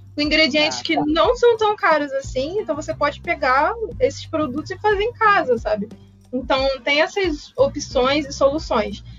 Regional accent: Rio de Janeiro, Brazil; Eu sou do Rio de Janeiro

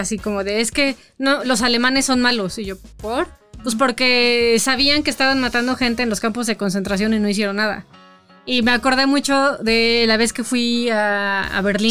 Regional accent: Toluca, State of Mexico, Mexico; cuando yo crecí en Toluca

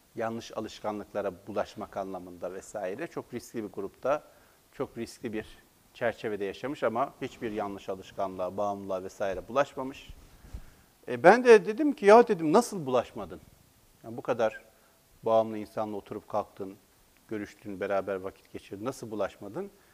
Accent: Black Sea Region, Turkey; Biz Karadeniz'de o kadar kolay uyamayız kimseye.

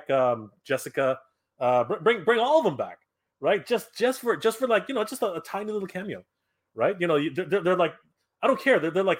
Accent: Canada

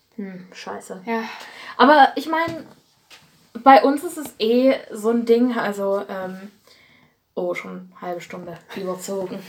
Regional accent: Erzgebirge, Saxony, Germany; ich komme ja aus dem Erzgebirge

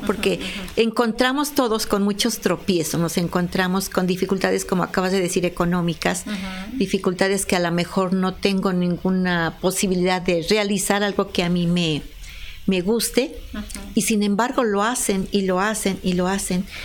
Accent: Apizaco, Tlaxcala, Mexico; born or raised there; also born or lived in Puebla

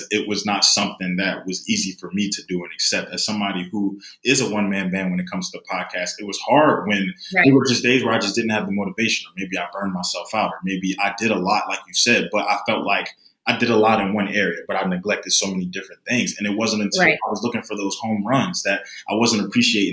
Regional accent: Philadelphia, Pennsylvania, United States; I grew up in Philadelphia

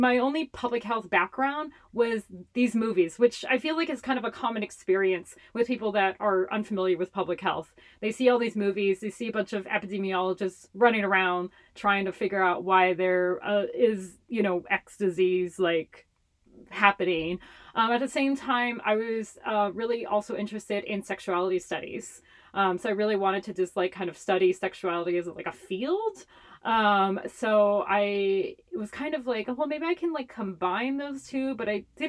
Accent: Honolulu, Hawaii, United States; first language Hawaiian Pidgin English; moved away as an adult; now in Portland, United States; I grew up in Chinatown in Honolulu, Hawaii.

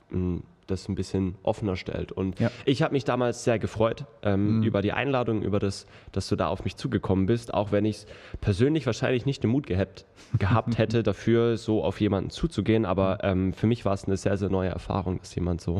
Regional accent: Baden-Württemberg, Germany; ich bin tatsächlich in dem Ort, wo ich herkomme, ähm, genauso Großraum Karlsruhe, ähm, sehr gut vernetzt

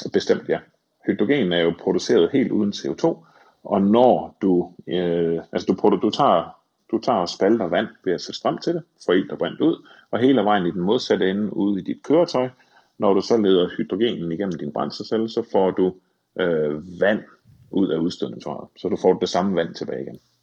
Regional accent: Thy, North Denmark Region, Denmark; jeg voksede op i Thy

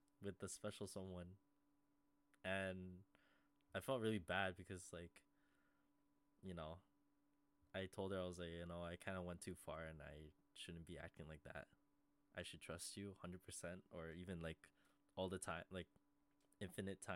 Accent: Canada; I'm hella Canadian

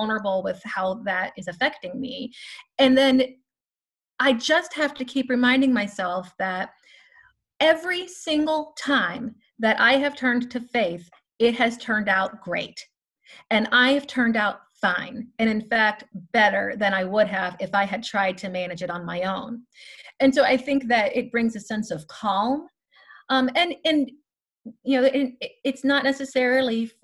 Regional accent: Louisiana, United States; also born or lived in Chicago; now in Tallahassee, United States; I am actually originally from Louisiana, but my extended family is from Chicago

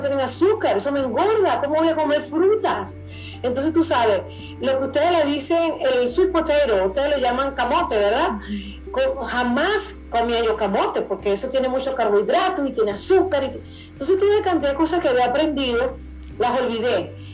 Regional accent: Venezuela; yo soy venezolana

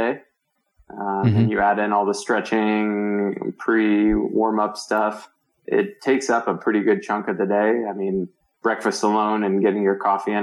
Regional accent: Virginia, United States; moved away as an adult; also born or lived in Palo Alto, California / San Francisco, California / Marin, California; now in Boulder, United States; I grew up in Virginia, outside of DC, and spent my childhood there.

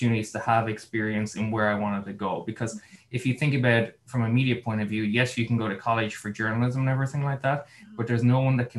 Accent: Mitchelstown, Munster, Ireland; now in Los Angeles, United States; I'm originally from Mitchellstown in Cork. I currently live in Los Angeles in California

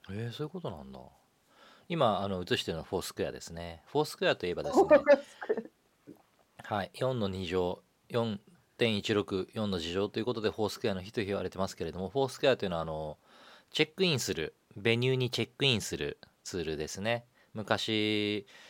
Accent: Nagano, Japan; 長野生まれなので。

